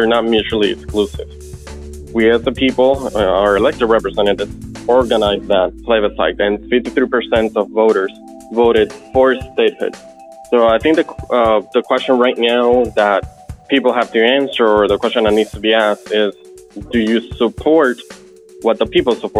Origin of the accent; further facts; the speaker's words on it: Puerto Rico; I'm a Puerto Rican who currently resides on the island.